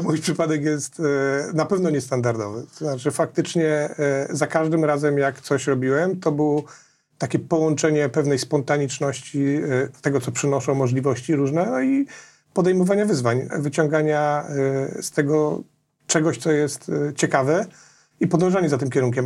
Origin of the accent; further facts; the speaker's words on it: Nowy Sącz, Lesser Poland, Poland; jestem z Nowego Sącza